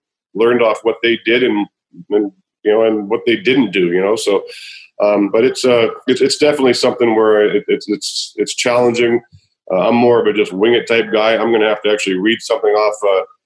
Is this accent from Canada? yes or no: yes; Canada; I am Canadian